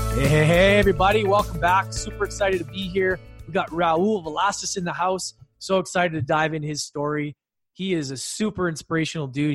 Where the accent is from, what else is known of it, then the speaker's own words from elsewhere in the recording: Canada; I grew up Canada where it's safer